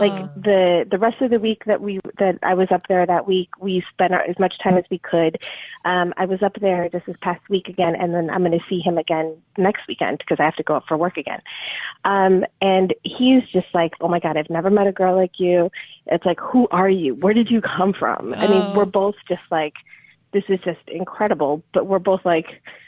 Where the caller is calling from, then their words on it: Chicago, Illinois, United States; I'm calling from the Chicago area.